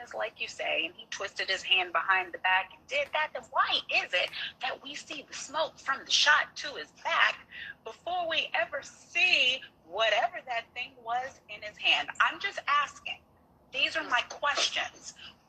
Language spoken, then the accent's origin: English; Galveston, Texas, United States; This is my home county. I'm from Galveston.